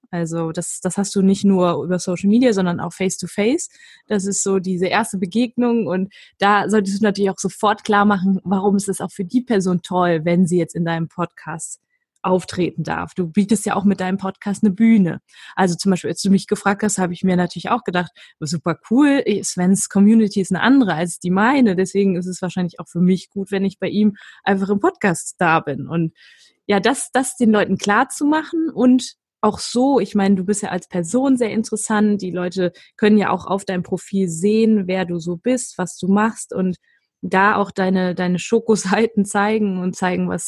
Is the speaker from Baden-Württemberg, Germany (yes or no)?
no; Düsseldorf, North Rhine-Westphalia, Germany; auch als Düsseldorfer Mädchen darf man Köln gut finden.